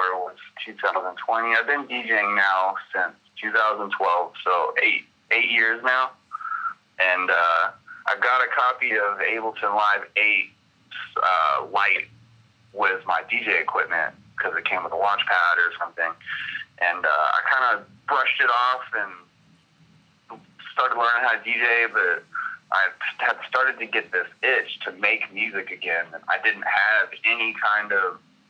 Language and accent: English; Denton, Texas, United States; I'm from Denton, Texas. I grew up in the DFW